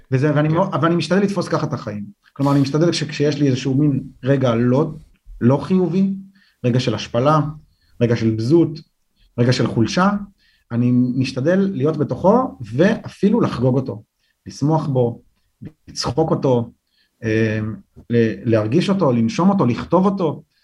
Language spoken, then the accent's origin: Hebrew; Jerusalem, Jerusalem District, Israel; אני גדלתי ברחוב כובשי קטמון